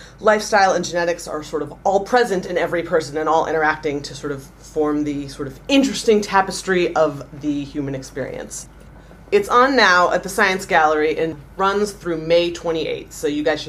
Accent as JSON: {"language": "English", "country": "United States", "said": "I'm non-EU, I'm from the States."}